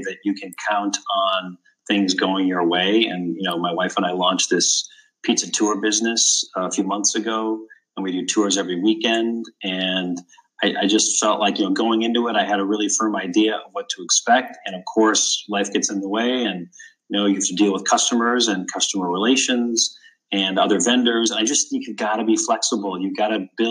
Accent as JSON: {"language": "English", "town": "St. Cloud", "region": "Minnesota", "country": "United States", "tie": "born or raised there", "said": "I grew up in St. Cloud, Minnesota, which is about an hour north of Minneapolis"}